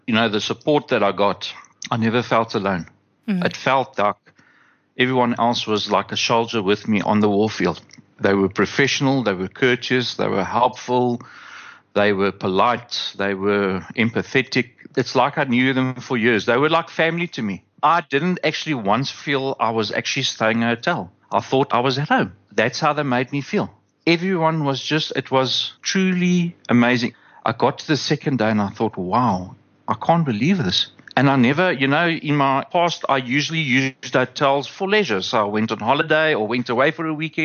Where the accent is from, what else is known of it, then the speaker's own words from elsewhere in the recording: South Africa; as a South African